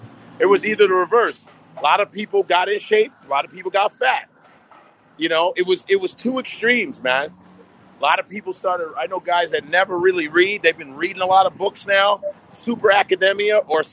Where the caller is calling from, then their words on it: New York City, New York, United States; I'm coming from New York City, right in Manhattan right now. Hell's Kitchen, bitch.